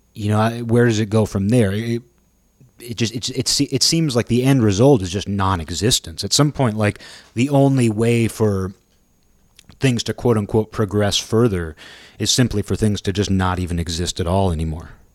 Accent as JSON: {"language": "English", "town": "Kirkland", "region": "Washington", "country": "United States", "tie": "born or raised there", "said": "we drove by this park in my hometown"}